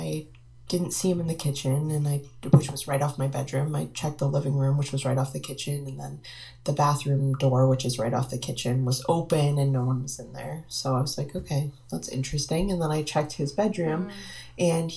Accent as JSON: {"language": "English", "town": "Marlborough", "region": "Massachusetts", "country": "United States", "said": "I'm originally from Marlborough, Massachusetts"}